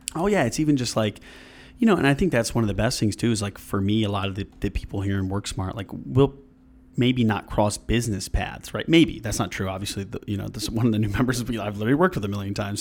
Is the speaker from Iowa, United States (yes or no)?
no; Granville, New York, United States; originally I'm from downstate area, but when I was, like, five or six, moved up here to Granville, and I went to school there